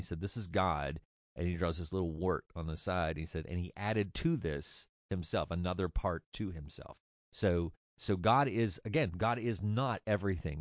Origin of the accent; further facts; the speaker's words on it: Orangebrook, United States; moved away as an adult; also born or lived in Bowling Green / Oregon; I grew up in Orangebrook